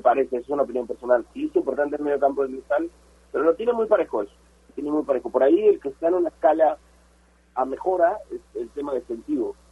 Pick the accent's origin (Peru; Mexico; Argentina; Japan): Peru